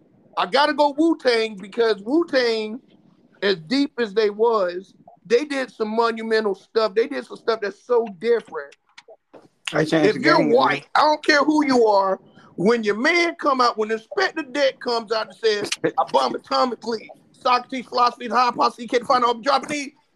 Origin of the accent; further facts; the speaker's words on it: Germany; But when I grew up in Germany, white people were wearing … … hats.